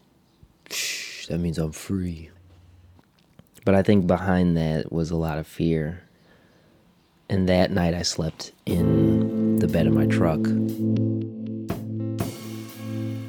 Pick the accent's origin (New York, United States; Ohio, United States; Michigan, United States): Ohio, United States; Cleveland; I grew up in Cleveland, Ohio.